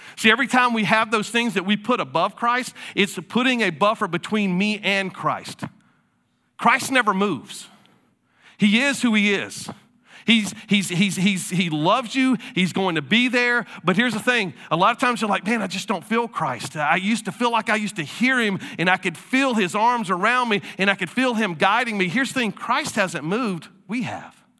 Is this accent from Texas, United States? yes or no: no; Florida, United States; moved away; I'm from Florida.